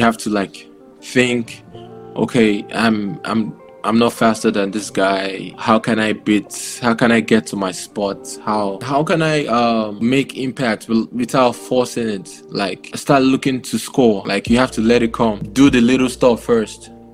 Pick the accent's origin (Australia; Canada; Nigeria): Nigeria; now in Taiwan; I'm Nigerian.